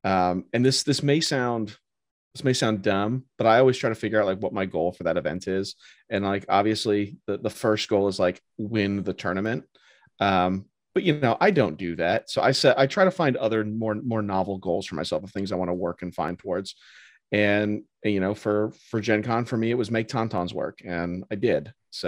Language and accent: English; Tennessee, United States; I'm from Tennessee.